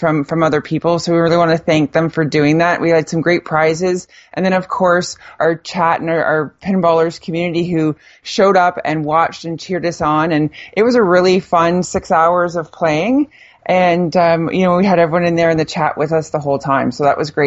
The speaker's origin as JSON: {"language": "English", "town": "Burlington", "region": "Ontario", "country": "Canada", "tie": "born or raised there", "moved": "yes", "lives_now": "Ottawa, Canada", "said": "I grew up in Burlington"}